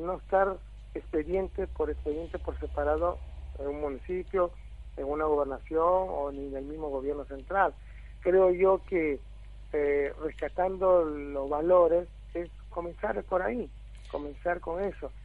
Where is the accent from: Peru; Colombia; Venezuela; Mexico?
Peru; moved away as an adult; now in Argentina; En mi país trabajé en el programa Juntos, que es un programa social a nivel nacional de Perú